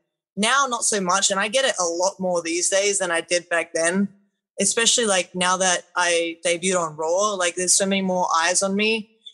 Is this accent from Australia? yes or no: yes; Australia; I mean, I guess it's pretty normal for me.